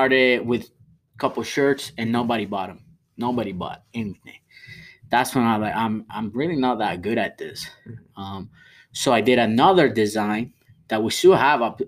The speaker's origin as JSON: {"language": "English", "country": "Venezuela", "moved": "yes", "lives_now": "United States", "said": "I'm from Venezuela"}